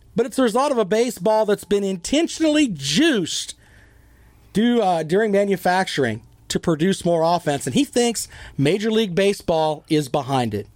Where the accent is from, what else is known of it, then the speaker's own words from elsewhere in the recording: the South, United States; I am a Southerner